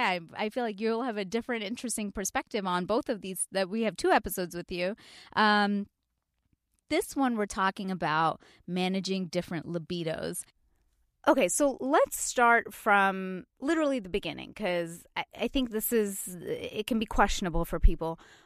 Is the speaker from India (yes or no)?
yes; India; It's also because I'm Indian and my mom might be listening and I'm really like, I can't.